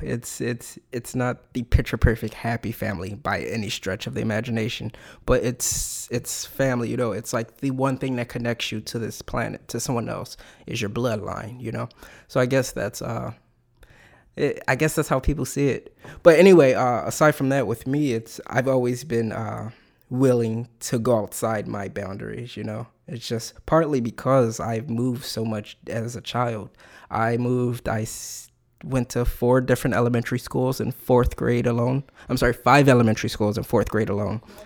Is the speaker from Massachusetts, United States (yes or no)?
no; Philadelphia, Pennsylvania, United States; also born or lived in Main Line suburbs, Pennsylvania; my whole family, we grew up in North Philadelphia, you know? And the suburban town I moved to as a kid, it was all the way on the main line